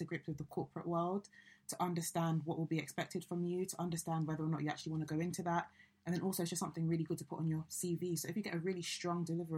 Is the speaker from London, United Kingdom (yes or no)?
yes; London, United Kingdom; moved away as an adult; also born or lived in Chester; I'm from London